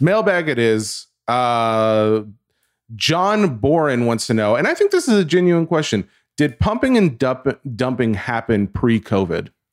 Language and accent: English; the South, United States; I'm from the South